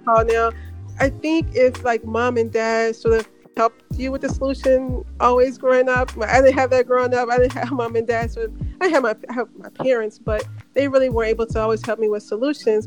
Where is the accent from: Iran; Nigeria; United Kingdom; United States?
United States; Memphis, Tennessee; moved away; I'm from Memphis, and I remember when I was in high school, I never went. I mean, I go back home to visit my parents